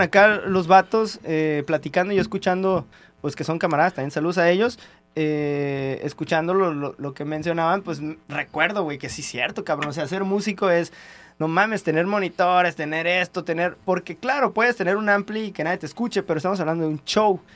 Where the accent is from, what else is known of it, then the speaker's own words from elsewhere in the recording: Tijuana, Baja California, Mexico; de donde soy, güey, de Tijuana